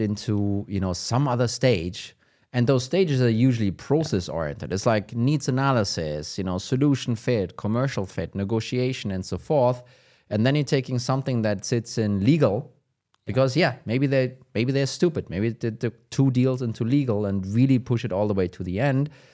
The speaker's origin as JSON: {"language": "English", "country": "Germany", "accent": "German", "second_language": "English", "said": "my German accent"}